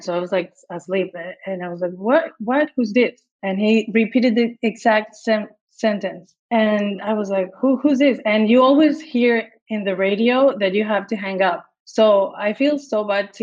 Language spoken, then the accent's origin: English; Jalisco, Mexico; English is a second language; moved away as an adult; also born or lived in Guadalajara, Mexico / Miami, United States / New York, United States; now in Los Angeles, United States; I came from Mexico, from Guadalajara